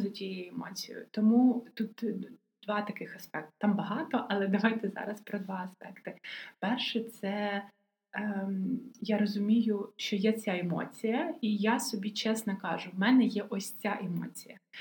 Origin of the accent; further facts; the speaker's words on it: Odesa, Odesa Oblast, Ukraine; я одеситка